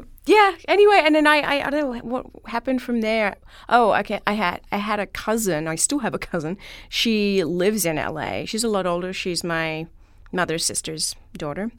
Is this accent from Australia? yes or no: yes; Melbourne, Victoria, Australia; born or raised there; moved away